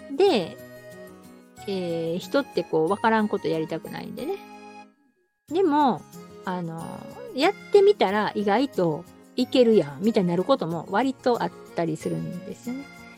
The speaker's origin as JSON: {"language": "Japanese", "region": "Osaka", "country": "Japan", "said": "私大阪なんですけど"}